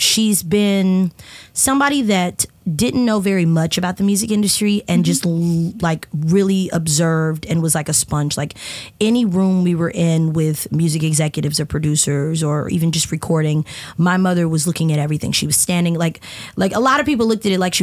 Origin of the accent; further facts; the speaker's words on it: Columbia, Tennessee, United States; I grew up in Columbia